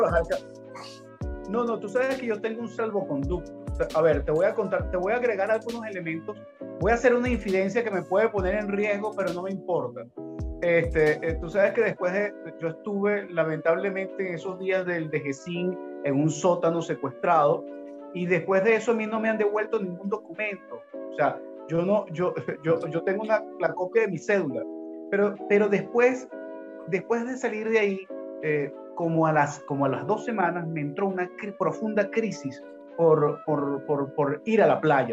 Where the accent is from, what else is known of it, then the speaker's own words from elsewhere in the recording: Caracas, Capital District, Venezuela; soy caraqueño